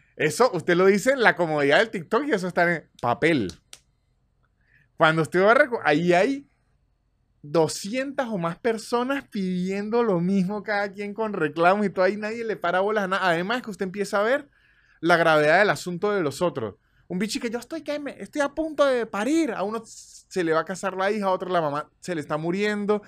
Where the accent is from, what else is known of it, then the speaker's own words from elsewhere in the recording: Venezuela; moved away; todos somos venezolanos